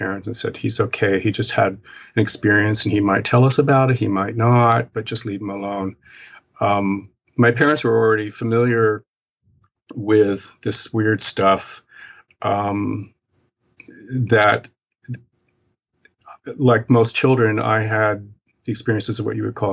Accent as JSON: {"language": "English", "region": "Appalachian Mountains", "country": "United States", "tie": "born or raised there", "moved": "yes", "lives_now": "New York City, United States", "said": "the culture that I grew up in the Appalachian Mountains in the United States, and very, very remote, hilly, mountainous area"}